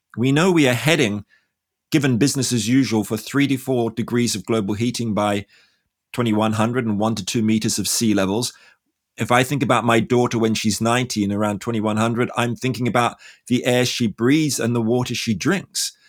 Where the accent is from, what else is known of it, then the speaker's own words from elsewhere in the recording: Australia; I'm from Australia